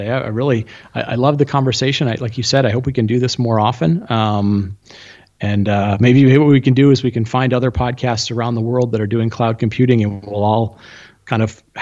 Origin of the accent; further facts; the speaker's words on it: Argentina; born there; Oh, I was born in Argentina.